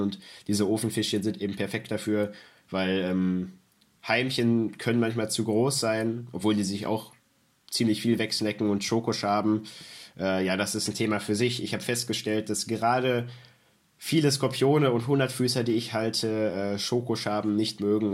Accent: Germany; Bei uns in Deutschland

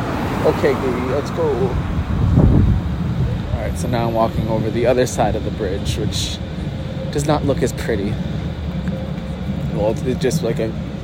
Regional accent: United States; which I feel like gives me away automatically as an American

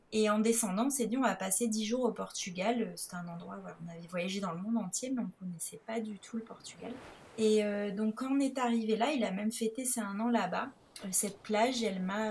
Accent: Nice, Provence-Alpes-Côte d'Azur, France; je suis originaire de Nice

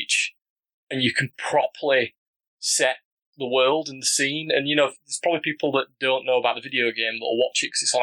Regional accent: Yorkshire and the Humber, United Kingdom; accent: broad Yorkshire; my pronunciation as a Yorkshire man is quite broad

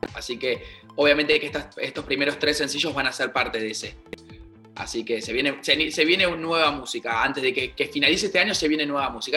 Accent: Argentina

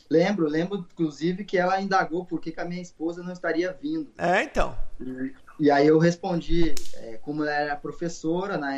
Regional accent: Porto Alegre, Rio Grande do Sul, Brazil; moved away as an adult; also born or lived in Ibirubá; now in Jacksonville, United States; Bom, é, sou de Porto Alegre, morei 20 anos em Porto Alegre

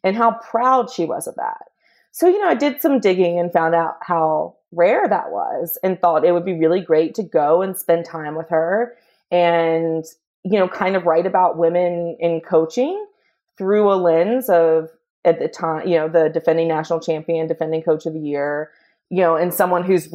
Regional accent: Greensboro, North Carolina, United States; moved away; now I'm in Greensboro. So this is my hometown

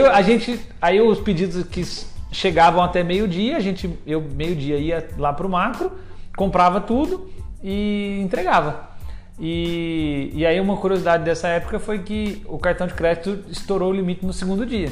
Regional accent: São Lourenço, Minas Gerais, Brazil; moved away as an adult; now in São Paulo, Brazil; sou nascido em Minas, uma cidade no interior, São Lourenço

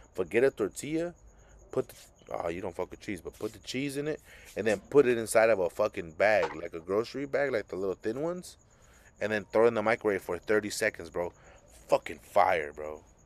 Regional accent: Los Angeles, California, United States; also born or lived in South Central, Los Angeles; I grew up in Boyle Heights

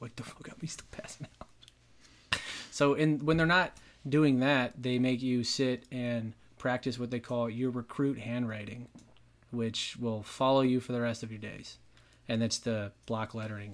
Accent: Dallas, Texas, United States; moved away; Dallas, my hometown

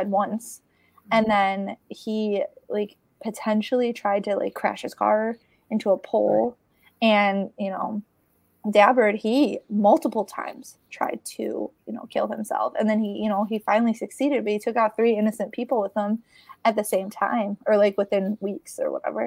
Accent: Chicago, Illinois, United States; now in Detroit, United States; I grew up in Chicago

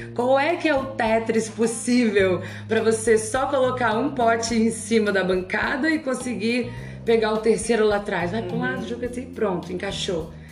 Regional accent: Ceará, Brazil; now in Rio de Janeiro, Brazil; Passei a minha infância, nasci numa colônia libanesa, no Ceará, filha de mãe solteira

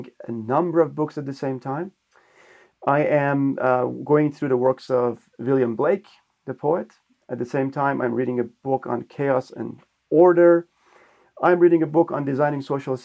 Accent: Iran; moved away as an adult; now in Switzerland; I'm originally from Iran. I've been in Switzerland for the past 12 years.

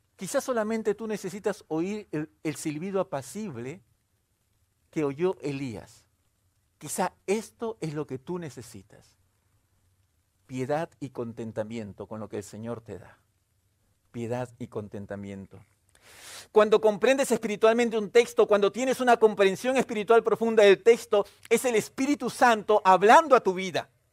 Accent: Peru; yo soy de origen peruano, soy, soy peruano de origen

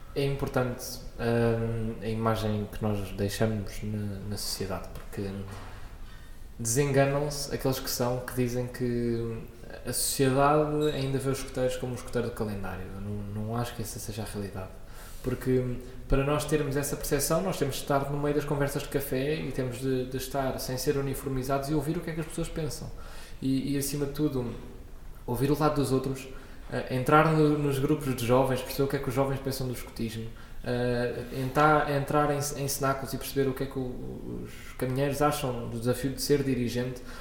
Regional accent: Lisbon, Portugal; also born or lived in Coimbra; Eu nasci em Coimbra, com dois anos vim para Lisboa e desde os dois anos que ando no meio de Lisboa.

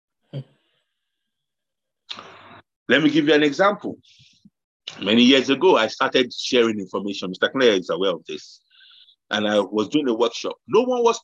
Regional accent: Nigeria; moved away; I grew up in Nigeria

